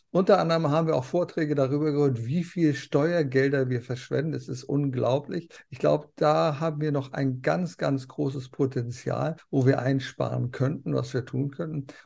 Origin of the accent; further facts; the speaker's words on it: East Frisia, Lower Saxony, Germany; also born or lived in East Germany; ich bin ja gebürtiger aus Friesen.